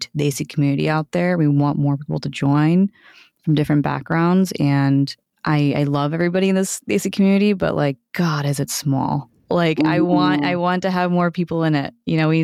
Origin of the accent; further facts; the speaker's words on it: United States; I'm Indian American